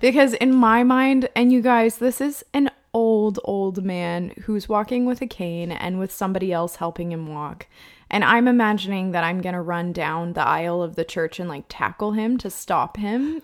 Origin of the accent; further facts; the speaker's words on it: California, United States; I'm from California